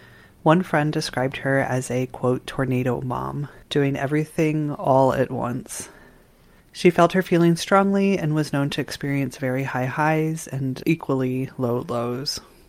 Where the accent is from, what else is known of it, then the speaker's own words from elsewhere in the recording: Indiana, United States; moved away as an adult; also born or lived in Portland; I moved from Portland back to Indiana, where I grew up with my family and a husband who lives here and that I've known for years.